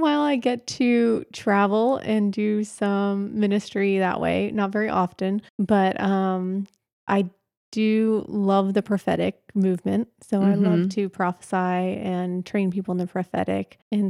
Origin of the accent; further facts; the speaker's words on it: Pennsylvania, United States; Okay. Well, I grew up in Pennsylvania, mm-hmm. so I'm not a native Texan. Although, of course, for all the Texans, I got here as quick as I could. grew up in Pennsylvania